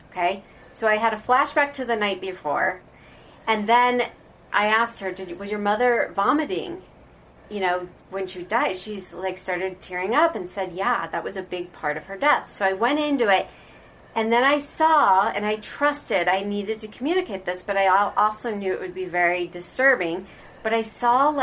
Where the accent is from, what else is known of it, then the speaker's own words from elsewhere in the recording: Omaha, Nebraska, United States; moved away as an adult; also born or lived in Florida; I'm from Omaha, Nebraska